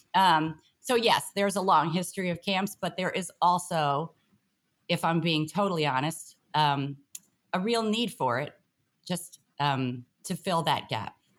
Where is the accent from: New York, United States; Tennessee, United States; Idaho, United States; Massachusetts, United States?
New York, United States; New York City; I grew up in Brooklyn, a family of teachers